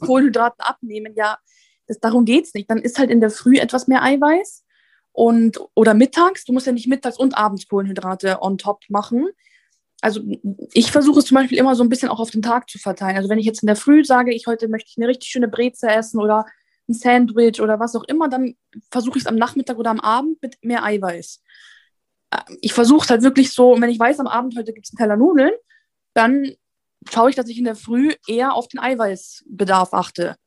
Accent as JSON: {"language": "German", "country": "Italy", "said": "ich bin Italienerin"}